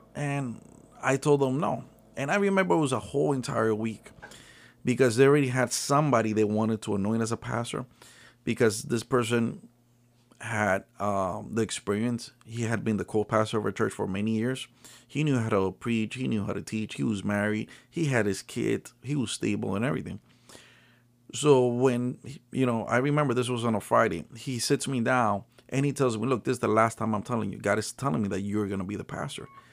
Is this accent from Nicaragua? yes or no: yes; Nicaragua; now in United States; I'm originally from Nicaragua